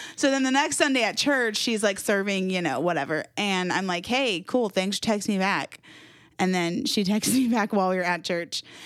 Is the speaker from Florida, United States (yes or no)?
yes; Jacksonville, Florida, United States; moved away as an adult; now in Winston-Salem, United States; I was born and raised in Jacksonville, Florida.